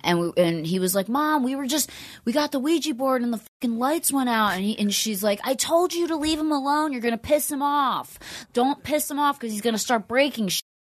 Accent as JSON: {"language": "English", "area": "Upper Bucks County", "region": "Pennsylvania", "country": "United States", "tie": "born or raised there", "moved": "yes", "said": "I grew up in like an outskirt part of Pennsylvania, Pennsylvania called Upper Bucks County."}